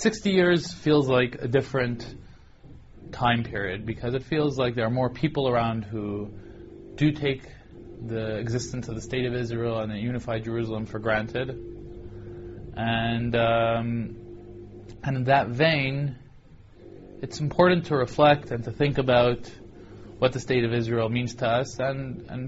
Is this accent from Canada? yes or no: yes; Toronto, Ontario, Canada; growing up in Toronto, attending the 8th grade